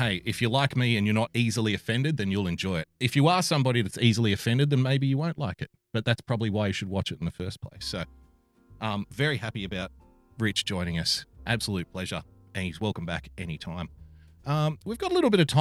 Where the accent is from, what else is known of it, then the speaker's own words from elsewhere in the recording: Sydney, New South Wales, Australia; he's a Westie like myself. So, you know, culturally, we probably understand each other on an unspoken level. Put it that way. We're both from Western Sydney